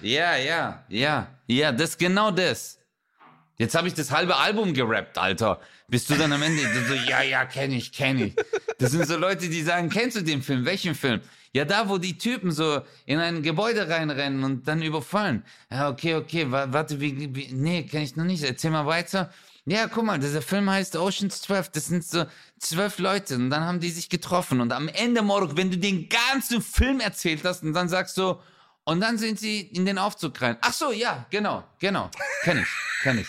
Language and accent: German; Stuttgart, Baden-Württemberg, Germany; ich bin ja hier bei uns in Stuttgarthausen